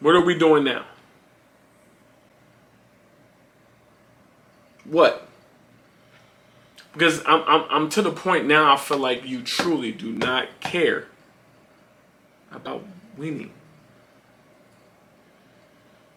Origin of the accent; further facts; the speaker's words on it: Philadelphia, Pennsylvania, United States; I'm from Philly